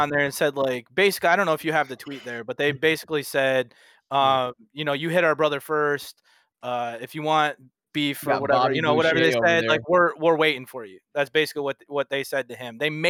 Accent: Michigan, United States; We're from Michigan.

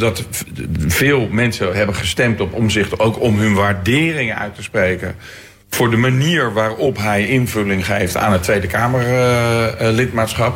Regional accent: Leiden, South Holland, Netherlands; Leiden, mijn geboortestad

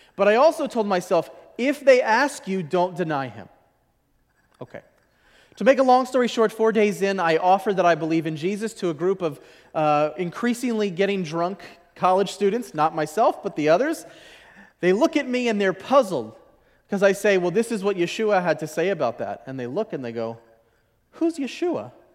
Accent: Washington, District of Columbia, United States; I'm from Washington, D C, and I was raised in a mixed marriage household

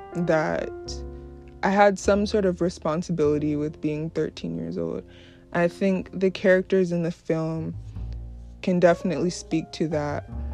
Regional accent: New York, United States; also born or lived in Brooklyn, New York; I grew up in New York. Uh, I was born in Brooklyn, New York, and raised in the suburbs of New York.

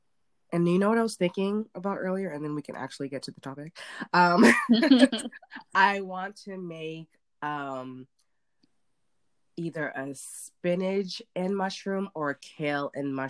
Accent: Nashua, New Hampshire, United States; born or raised there; also born or lived in Boston, Massachusetts

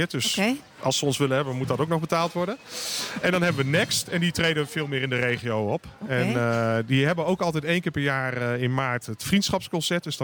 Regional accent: Weesp, North Holland, Netherlands; moved away; Ik kom uit Weesp, daar ken ik het van.

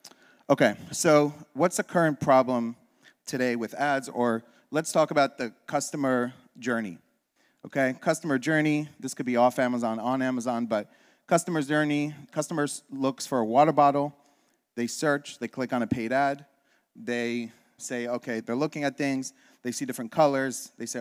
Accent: Israel; born there; I was born in Israel.

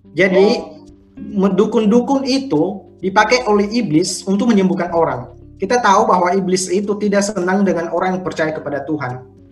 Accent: Nias Island, North Sumatra, Indonesia; moved away; saya berasal dari Sumatera, Pulau Nias

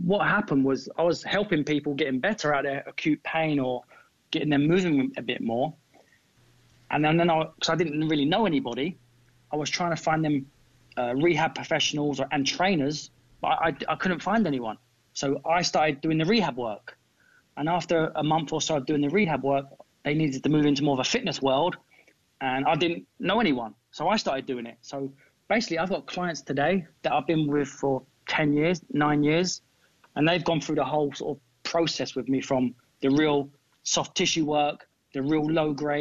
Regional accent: London, United Kingdom; moved away as an adult; now in Miami, United States; I'm originally from London, England.

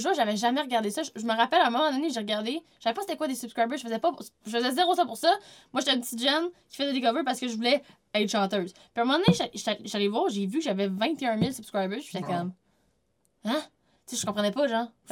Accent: Quebec City, Quebec, Canada; moved away; also born or lived in Vaudreuil-Dorion; Je viens pas de la Rive-Nord, je viens de Québec.

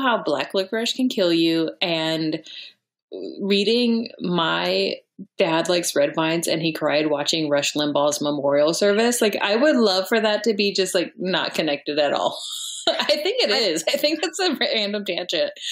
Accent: Texas, United States; also born or lived in Chicago; now in Los Angeles, United States; I'm from Texas, but I lived in Chicago for a little while

